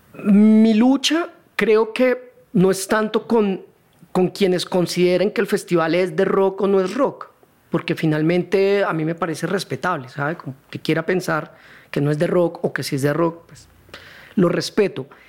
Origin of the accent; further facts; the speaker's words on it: Neiva, Huila, Colombia; moved away as an adult; also born or lived in Cali; now in Bogotá, Colombia; mi familia vivió en Cali hasta el 79. Y mm. ahí, por temas del trabajo de mi papá, nos tocó ir a Neiva, 10 años